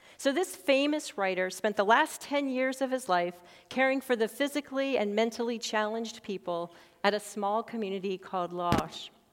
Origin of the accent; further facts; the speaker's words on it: Montana, United States; now in Sarasota, United States; growing up in Montana, loving and caring for the great outdoors